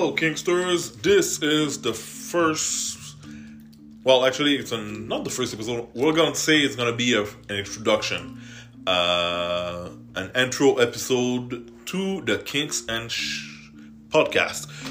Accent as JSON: {"language": "English", "country": "Canada", "second_language": "English", "said": "I'm French Canadian, so I might talk with a bit of an accent"}